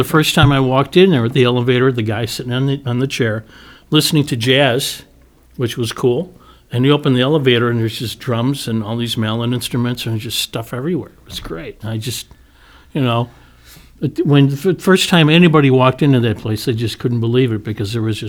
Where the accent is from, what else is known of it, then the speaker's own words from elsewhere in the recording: Lombard, Illinois, United States; also born or lived in Westchester, Illinois; And then we moved to Lombard. Okay. And I grew up in Lombard, junior high and high school.